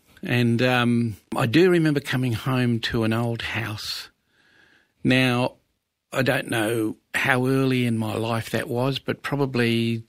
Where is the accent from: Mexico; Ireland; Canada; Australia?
Australia; Geraldton, Western Australia; Because we grew up in Geraldton and it wasn't on my home country, you know, apart from where Dad had been and most of our family had been.